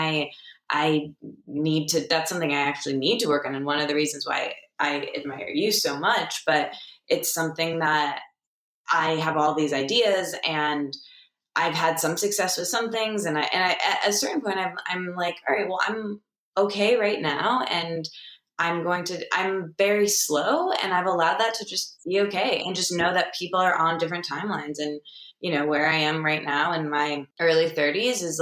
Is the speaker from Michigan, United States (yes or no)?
yes; Michigan, United States; I'm from Michigan